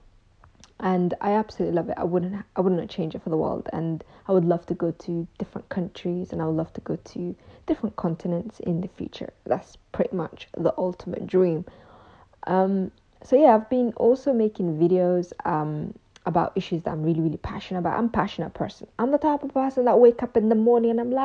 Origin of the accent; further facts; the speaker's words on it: London, United Kingdom; also born or lived in Mogadishu, Somalia / Ethiopia; we moved to the UK, where I went to school, college, university, and pretty much most of my life was in London. And that's why I always say I'm from London